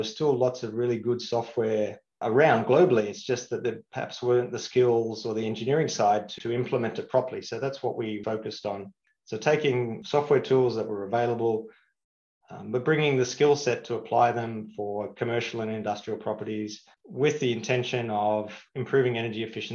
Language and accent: English; Australia; moved away as an adult; also born or lived in London, United Kingdom; now in Singapore; I grew up in Australia